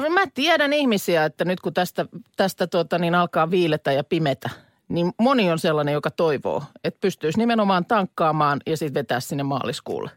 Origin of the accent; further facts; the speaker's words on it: Lahti, Päijät-Häme, Finland; meillä Lahdessa